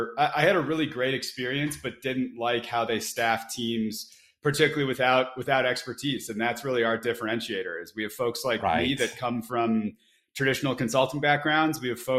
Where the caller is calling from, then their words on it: Boulder, Colorado, United States; I'm calling in from Boulder, Colorado.